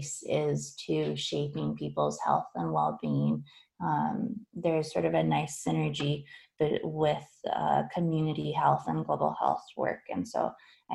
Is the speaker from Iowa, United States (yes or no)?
yes; Iowa City, Iowa, United States; moved away as an adult; also born or lived in Muscatine, Iowa; Iowa is my home state, and I grew up, I was raised in Iowa City and on a farm outside of Muscatine.